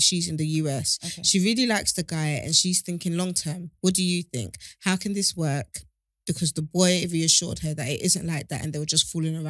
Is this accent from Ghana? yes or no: yes; Ghana; And personally, I'm Ghanaian. I've always kind of pictured myself with someone in Ghana, let alone here.